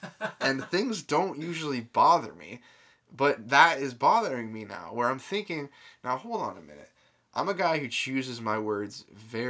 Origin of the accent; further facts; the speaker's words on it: Florida, United States; we're from Florida, so like tack on an extra 10 degrees